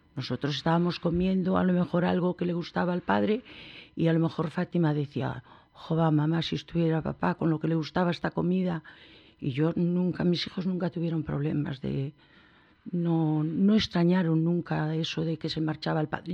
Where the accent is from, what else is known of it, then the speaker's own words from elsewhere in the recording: Vigo, Galicia, Spain; Vivíamos en Santa Rita, onde nací yo e onde nacieron mis dos hijos